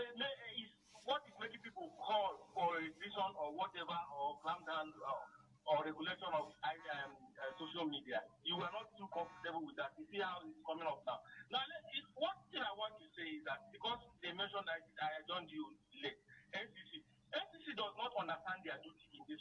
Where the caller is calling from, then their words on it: Abuja, Federal Capital Territory, Nigeria; I'm calling from Gariki.